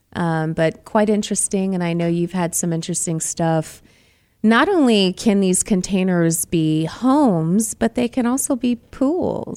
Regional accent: Boston, Massachusetts, United States; now in Arizona, United States; I'm from Boston

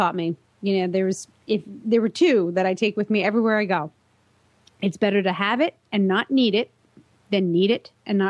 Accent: New York, United States; I'm from New York.

